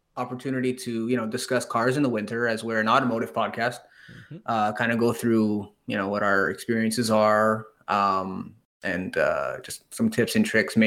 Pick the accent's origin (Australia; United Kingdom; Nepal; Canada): Canada; Montreal, Quebec; we're from Canada. Mm-hmm. for those of you guys who don't know, we're from Montreal.